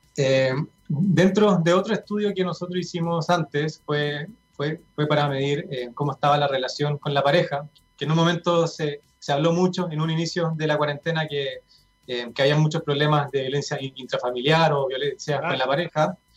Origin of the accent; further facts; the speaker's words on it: Chile; nosotros en promedio como chilenos